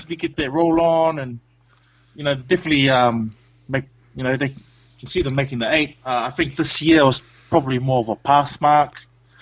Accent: New Zealand; now in Gold Coast, Australia; being a Kiwi over here

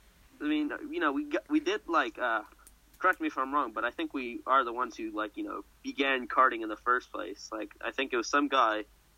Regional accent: United States; I'm an American lad, so I'm out here in the States where Donald Trump is sadly president.

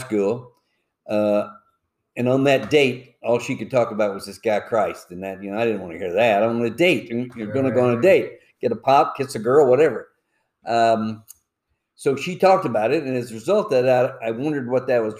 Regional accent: Alabama, United States; moved away as an adult; also born or lived in Joliet, Illinois / Southern Indiana / Chicago; I grew up in Alabama

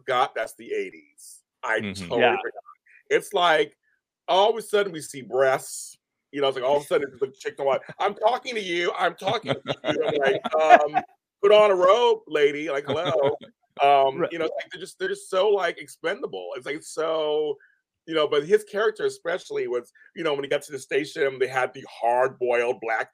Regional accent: San Francisco, California, United States; moved away; I'm from San Francisco

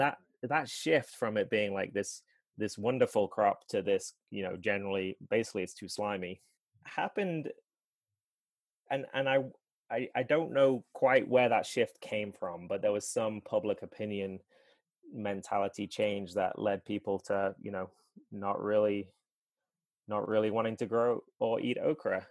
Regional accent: England, United Kingdom; moved away as an adult; now in Asheville, United States; I grew up in England and didn't come here until or came here to live when I I married my then fiance in 2012.

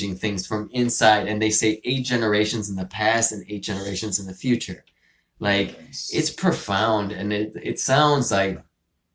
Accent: Venezuela; moved away; I was born in Venezuela

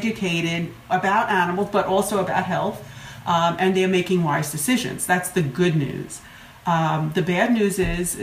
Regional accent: New York, United States; accent: New York; there's my accent from New York.

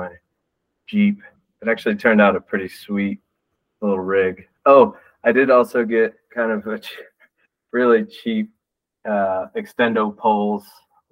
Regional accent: Texas, United States; also born or lived in Michigan; now in Denver, United States; I'm from Texas, so I didn't know anything about the North before I moved up there

